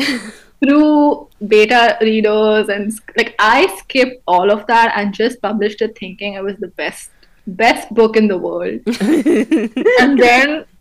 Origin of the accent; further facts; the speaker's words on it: India; moved away as an adult; I came from India. Like, I did my undergrad in India.